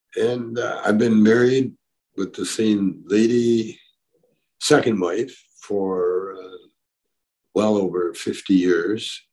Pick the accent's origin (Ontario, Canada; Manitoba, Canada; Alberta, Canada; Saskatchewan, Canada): Alberta, Canada; Calgary; also born or lived in Edmonton, Alberta, Canada; now in Vancouver, Canada; I grew up kind of in Calgary, Alberta, Canada